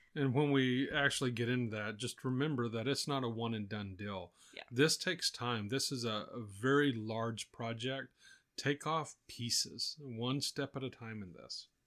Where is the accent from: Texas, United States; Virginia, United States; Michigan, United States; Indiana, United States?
Texas, United States; growing up in Texas here